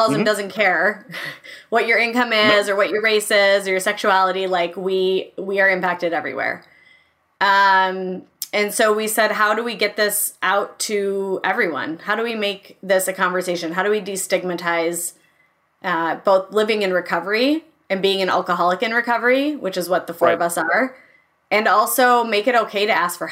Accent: Minneapolis, Minnesota, United States; also born or lived in Madison, Wisconsin; I grew up in the Twin Cities.

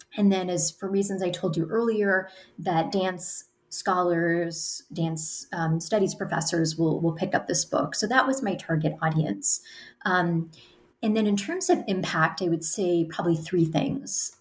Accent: United States; I'm an American, I'm, I'm talking to you from the United States

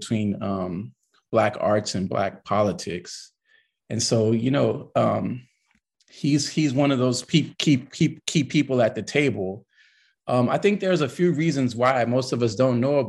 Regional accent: Los Angeles, California, United States; I'm a California kid. I'm from Los Angeles, to be more precise. And I kind of grew up in a really big family

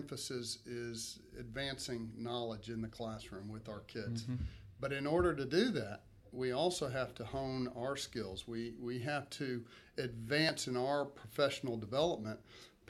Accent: Katy, Texas, United States; I grew up in Katy.

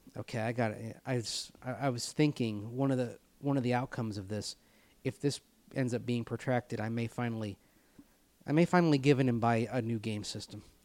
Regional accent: Richmond, Virginia, United States; I grew up in Richmond, I heard aunt and aunt

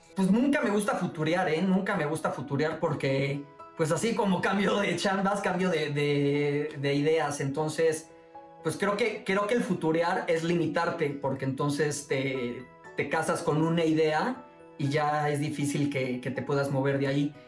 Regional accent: Boca del Río, Veracruz, Mexico; moved away as an adult; now in Mexico City, Mexico; mi, mi pueblito, mi boca del río, Veracruz

